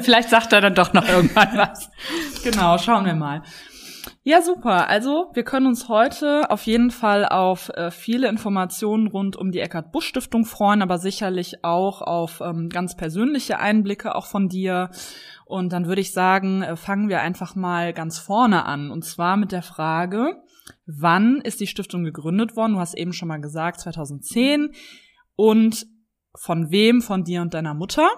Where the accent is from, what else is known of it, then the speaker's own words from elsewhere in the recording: Cologne, North Rhine-Westphalia, Germany; Ich bin in Köln geboren und lebe auch in Köln